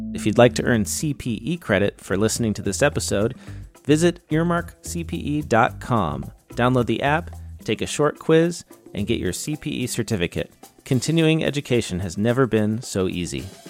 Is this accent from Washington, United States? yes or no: yes; Seattle, Washington, United States; I grew up in Seattle, so yeah, in the late '80s and early '90s